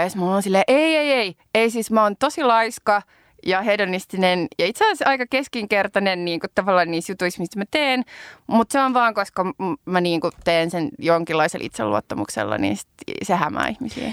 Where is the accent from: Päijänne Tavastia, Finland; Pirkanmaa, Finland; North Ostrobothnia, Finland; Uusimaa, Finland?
Uusimaa, Finland; Helsinki; mä oon niinku helsinkiläinen tai että mä oon kasvanut Helsingissä